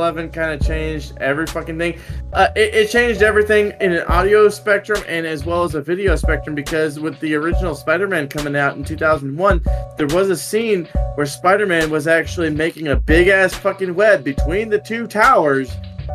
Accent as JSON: {"language": "English", "region": "Texas", "country": "United States", "said": "just a fucking Texan"}